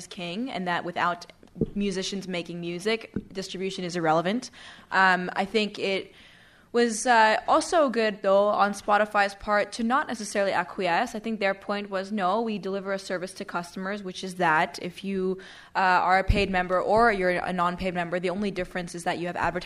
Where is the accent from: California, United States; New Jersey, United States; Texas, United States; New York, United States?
New York, United States; New York City; moved away as an adult; also born or lived in Washington, D.C.; I grew up in New York City